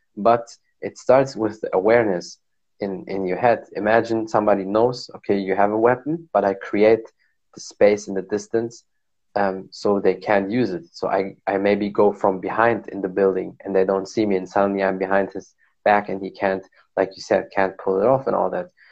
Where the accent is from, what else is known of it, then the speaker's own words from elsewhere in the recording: Germany; I was born and raised in Germany